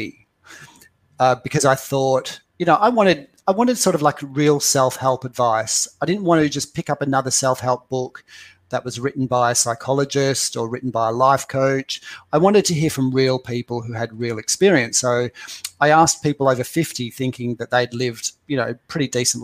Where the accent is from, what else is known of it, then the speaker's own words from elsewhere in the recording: Perth, Western Australia, Australia; moved away; also born or lived in London; I'm from Perth, Australia